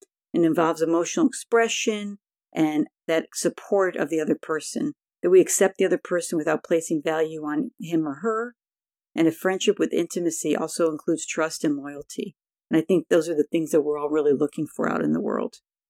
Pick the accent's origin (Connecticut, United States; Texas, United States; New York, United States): New York, United States; Buffalo; now in California, United States; When I moved to California in 1982 from Buffalo, New York, I had a hard time making friends